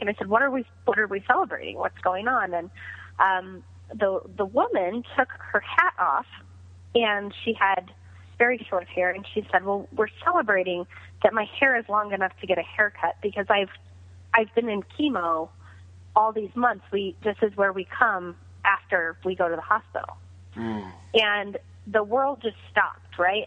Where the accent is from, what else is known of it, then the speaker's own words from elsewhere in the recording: Greeley, Colorado, United States; serving at a small pizza restaurant called Roma's in Greeley, my hometown